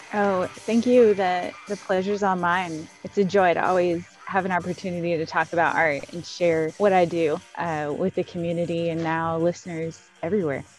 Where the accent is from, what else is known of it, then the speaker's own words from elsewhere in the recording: Ohio, United States; moved away as an adult; now in Kentucky, United States; growing up in Ohio